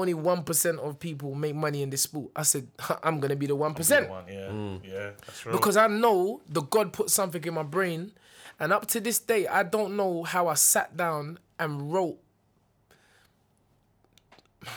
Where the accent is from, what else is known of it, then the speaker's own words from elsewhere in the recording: London, United Kingdom; also born or lived in Dulwich / Peckham; I was born in Brixton.